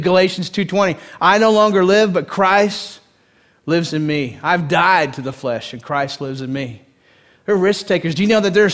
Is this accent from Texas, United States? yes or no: yes; East Texas, United States; born or raised there